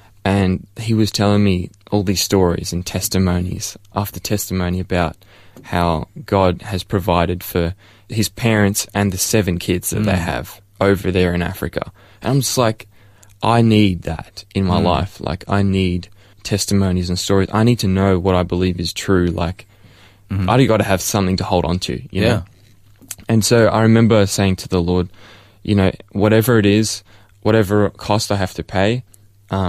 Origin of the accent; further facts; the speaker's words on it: Melbourne, Victoria, Australia; I was born here in Ferntree Gully, close by, in Upper Ferntree Gully at the Angles. And so I've been born and raised as a Melbourneite for my whole life.